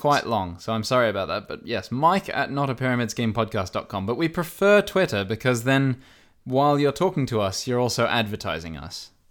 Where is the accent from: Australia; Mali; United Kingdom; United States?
Australia; I am Australian.